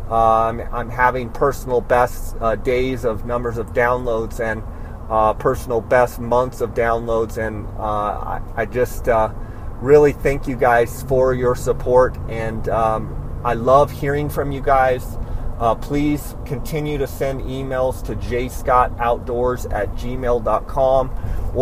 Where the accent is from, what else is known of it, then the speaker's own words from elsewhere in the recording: Phoenix or Scottsdale, Arizona, United States; my hometown of Phoenix or Scottsdale, Arizona